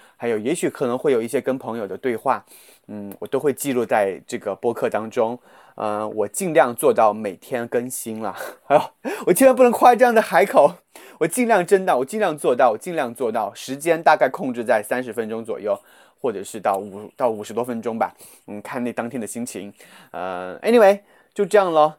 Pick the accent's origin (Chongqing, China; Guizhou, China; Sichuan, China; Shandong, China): Guizhou, China; accent: Guizhou dialect; 这就是我的方言的问题，我老爱把一些贵州方言带到这个普通话里面